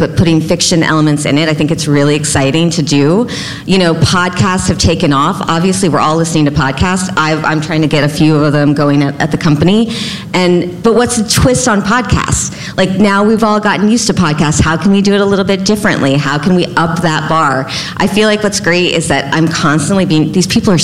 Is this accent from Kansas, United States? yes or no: no; Texas, United States; I'm actually from Texas, so I'm using the y'all